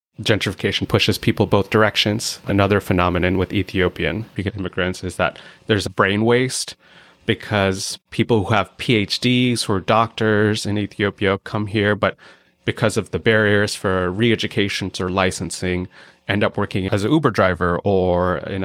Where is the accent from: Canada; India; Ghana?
India; As an Indian, I grew up eating a lot of rice with curry.